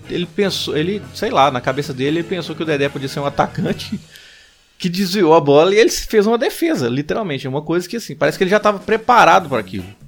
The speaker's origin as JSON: {"language": "Portuguese", "country": "Brazil", "said": "sendo brasileiro e sendo cruzeirense"}